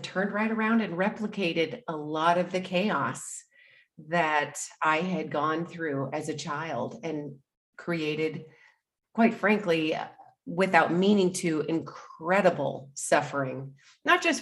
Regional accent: Anchorage, Alaska, United States; moved away as an adult; I grew up in Alaska, in Anchorage, Alaska. And in fact, I lived there until recently.

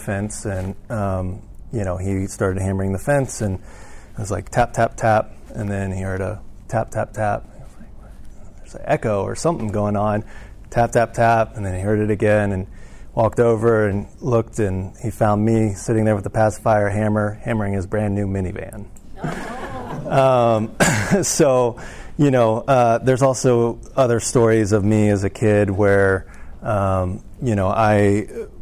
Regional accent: Atlanta, Georgia, United States; moved away as an adult; also born or lived in San Antonio, Texas; we moved from San Antonio to Atlanta. That's where I spent most of my life. You know, I moved there at 4 and lived there until about 25

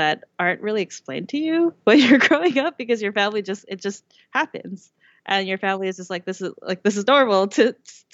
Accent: Vancouver, British Columbia, Canada; I was born and raised in Vancouver. I've never lived anywhere else.

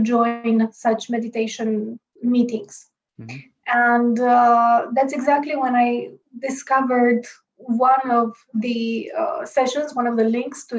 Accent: Romania; moved away as an adult; now in Bratislava, Slovakia; I'm originally from Romania

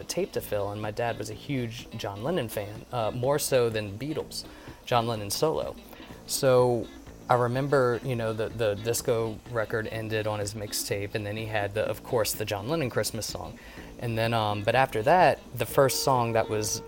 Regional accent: New Orleans, Louisiana, United States

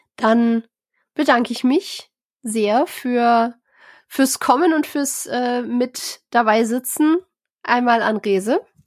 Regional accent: Germany; bei uns in Deutschland

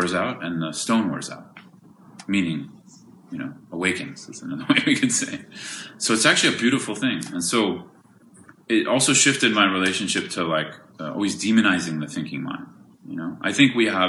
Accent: California, United States; I'm from California

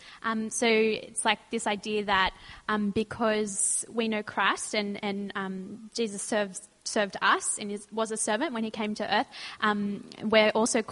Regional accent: Sutherland Shire, New South Wales, Australia; also born or lived in Rozelle, Sydney; I grew up in the Southern Shire, and then about 2 years ago, I moved closer to the city

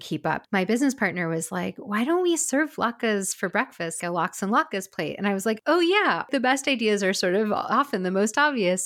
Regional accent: Pacific Northwest, United States; moved away as an adult; also born or lived in California; growing up in the Pacific Northwest, living in California, and then also moving back to the Pacific Northwest

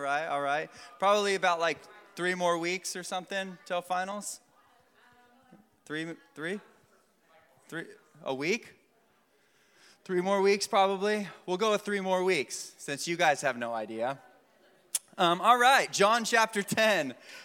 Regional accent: Vero Beach, Florida, United States; I grew up here in Vero

